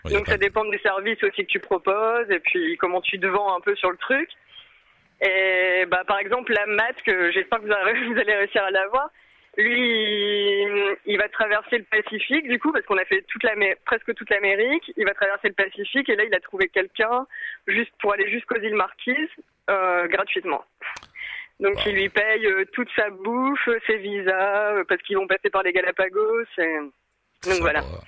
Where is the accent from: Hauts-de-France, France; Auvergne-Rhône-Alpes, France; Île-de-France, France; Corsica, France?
Hauts-de-France, France; Amiens; moved away as an adult; nous, on vient de Amiens, du nord de la France, et on est parti du coup de Amiens faire le tour du monde